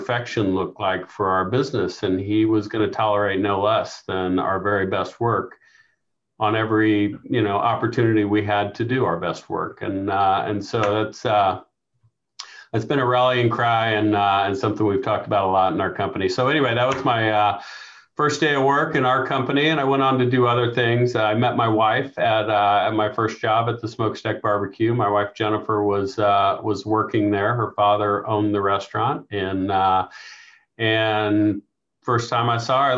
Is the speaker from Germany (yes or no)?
no; Kansas City, Missouri, United States; I grew up in Kansas City, South Kansas City. Went to Martin City Elementary School, and then Grandview Junior High and high school.